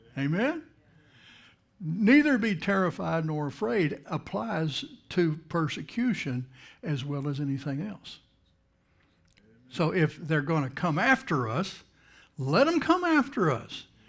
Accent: Texas, United States; moved away as an adult; now in Jacksonville, United States; I'm from Texas, but you know, I haven't lived in Texas since nineteen eighty-nine.

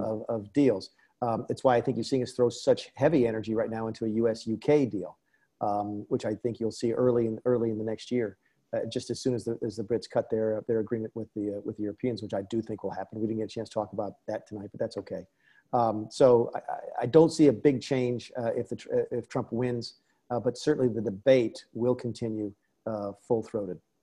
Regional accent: South Carolina, United States; my home state

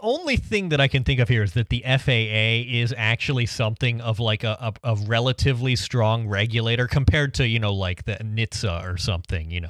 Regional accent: Ohio, United States; now in Detroit area, United States; my hometown, uh, was not technically Middletown, Ohio, but our postal address was Middletown, Ohio, because we lived about fifteen miles from Middletown, Ohio

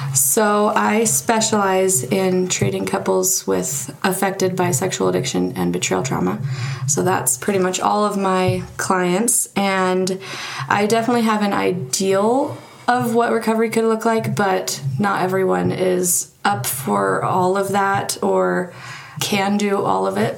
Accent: Marietta, Georgia, United States; moved away as an adult; now in Utah, United States; I am from Marietta, Georgia, and came out to Utah to go to BYU.

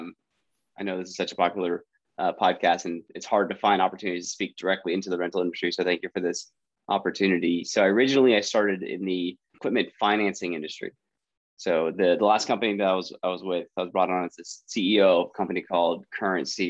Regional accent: San Francisco Bay Area, California, United States; I born and raised in the Bay Area, the San Francisco Bay Area, up in Northern California

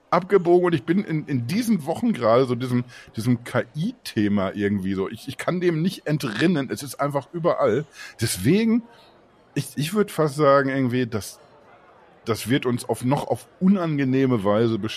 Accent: France; moved away; Ich bin Franzose

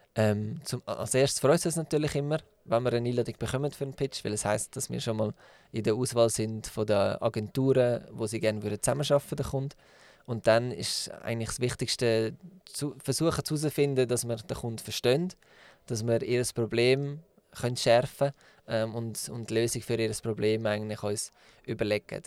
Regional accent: Zug, Switzerland; Der Peter und ich ähm, haben zusammen Tinken gegründet und sind beide in Zug aufgewachsen

